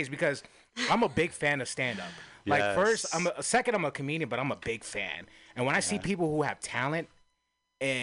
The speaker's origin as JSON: {"language": "English", "town": "San Francisco", "region": "California", "country": "United States", "tie": "born or raised there", "said": "born and raised in Frisco, true native"}